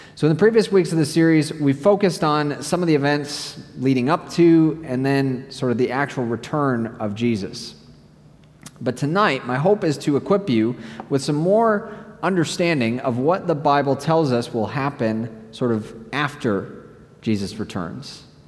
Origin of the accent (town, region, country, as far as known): United States; moved away